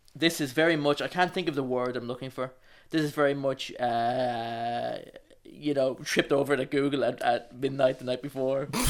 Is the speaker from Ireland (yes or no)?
yes; Wicklow, Leinster, Ireland; moved away; also born or lived in Dublin; I'm from Wicklow, but I lived in Dublin for fifteen, for fifteen years.